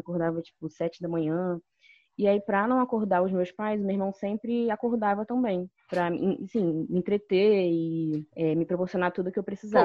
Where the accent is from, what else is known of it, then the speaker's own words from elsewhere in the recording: Nilópolis, Rio de Janeiro, Brazil; Eu cresci em Nilópolis